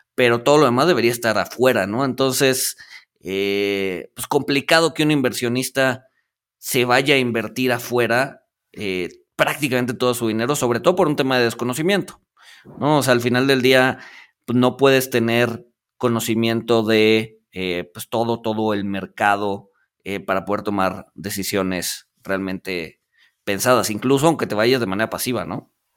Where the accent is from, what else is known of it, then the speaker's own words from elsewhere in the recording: Mexico; como mexicanos